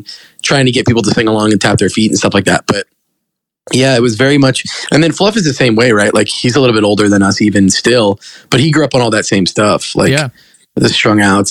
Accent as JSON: {"language": "English", "town": "Simi Valley", "region": "California", "country": "United States", "tie": "born or raised there", "moved": "as an adult", "lives_now": "Seattle, United States", "said": "I grew up"}